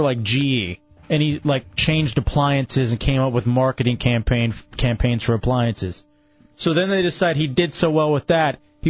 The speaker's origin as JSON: {"language": "English", "town": "Lubbock", "region": "Texas", "country": "United States", "tie": "born or raised there", "also_born_or_lived": "Washington, D.C.", "moved": "yes", "said": "When I was growing up in Lubbock, Texas"}